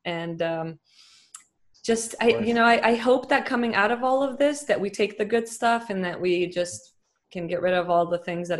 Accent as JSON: {"language": "English", "town": "Dubai", "country": "United Arab Emirates", "tie": "born there", "also_born_or_lived": "Lebanon", "said": "brother was born in Dubai. We're the only ones that were born there."}